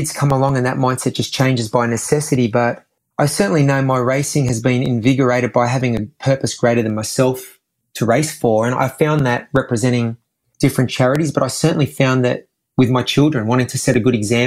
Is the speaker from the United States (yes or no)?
no; Australia; all kids growing up in Australia, you know, because of our climate, I think we're an outdoorsy sort of culture